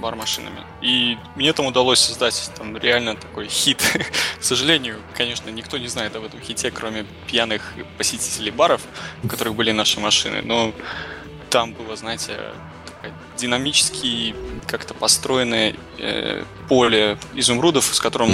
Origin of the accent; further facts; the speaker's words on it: Belarus; moved away as an adult; now in Toronto, Canada; я вырос и отучился в Беларуси, после чего устроился в небольшую геймдев-компанию, которая меня успешно перевезла в Торонто.